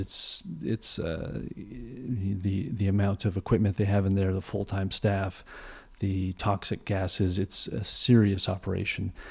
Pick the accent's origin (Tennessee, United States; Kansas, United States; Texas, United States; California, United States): California, United States; Aptos; moved away; I grew up in San, San, in the San Francisco Bay Area